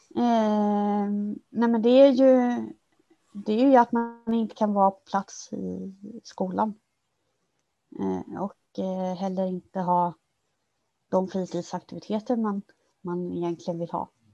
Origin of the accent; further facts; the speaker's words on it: Kalmar County, Sweden; moved away as an adult; now in Stockholm, Sweden; jag kom ju från, från Öland från början